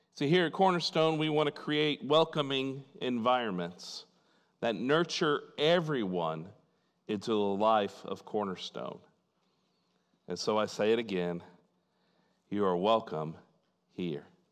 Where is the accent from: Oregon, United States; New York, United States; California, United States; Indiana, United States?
Indiana, United States; Fort Wayne; In my hometown in Fort Wayne, Indiana